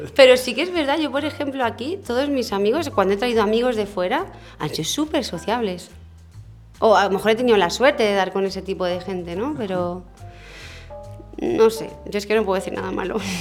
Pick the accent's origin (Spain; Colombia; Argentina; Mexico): Spain; Madrid, Community of Madrid; moved away as an adult; also born or lived in Mallorca; now in Palma, Spain; yo es que soy de Madrid y somos muy abiertos.